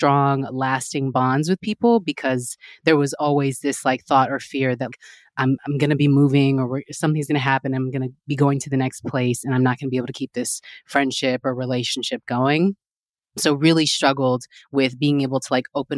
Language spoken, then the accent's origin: English; Texas, United States; now in New York City, United States; originally I'm from Texas